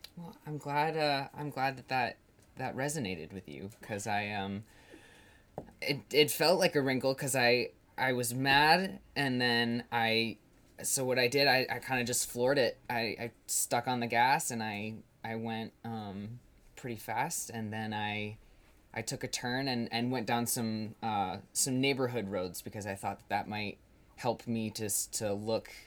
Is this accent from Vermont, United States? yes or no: yes; Colchester, Vermont, United States; I went to uh, a school in northern Vermont in Chittenden County